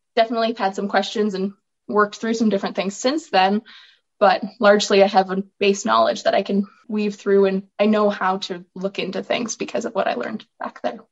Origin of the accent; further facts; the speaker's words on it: Olds, Alberta, Canada; I am from Olds, Alberta, where I grew up on a farm with cows, sheep.